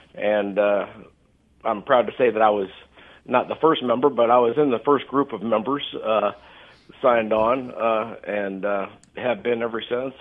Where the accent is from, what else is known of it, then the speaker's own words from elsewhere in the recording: Johnson County, Kansas, United States; moved away as an adult; I grew up in eastern Kansas uh, in uh, in Johnson County, Kansas